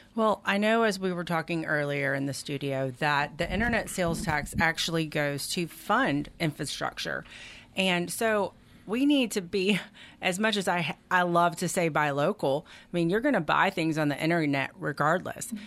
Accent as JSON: {"language": "English", "town": "Destin", "region": "Florida", "country": "United States", "moved": "yes", "lives_now": "Meridian, United States", "said": "I'm from Destin, Florida"}